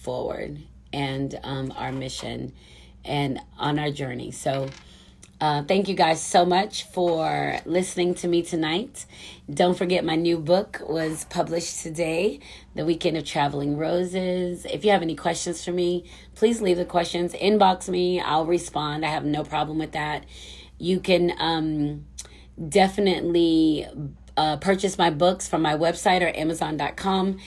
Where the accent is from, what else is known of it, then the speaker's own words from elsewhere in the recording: United States; I'm such an American